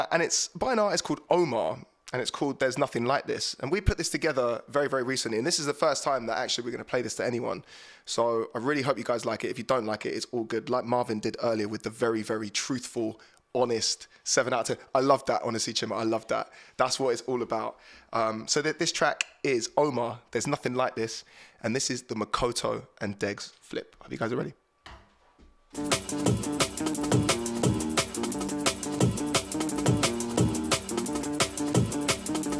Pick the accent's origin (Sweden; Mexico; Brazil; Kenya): Kenya; moved away; my home country